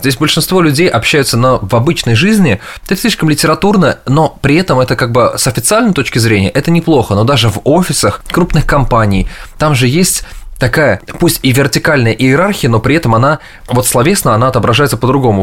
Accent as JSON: {"language": "Russian", "country": "Russia", "moved": "as an adult", "lives_now": "New York, United States", "said": "I'm originally from Russia."}